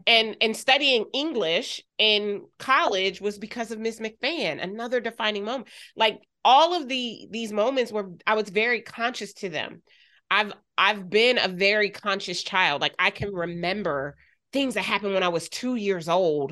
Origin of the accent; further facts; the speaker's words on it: Wilmington, Delaware, United States; I grew up in Wilmington, Delaware.